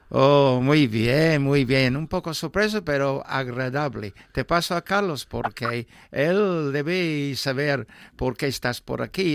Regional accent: Newmarket, East of England, United Kingdom; moved away; mi pueblo, Newmarket. Sí. Porque sabes que mi, mi pueblo huele de caballos

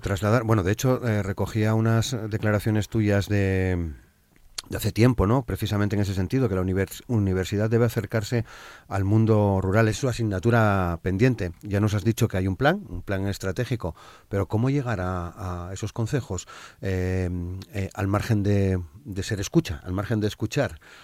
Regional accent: Asturias, Spain; una comunidad, la nuestra

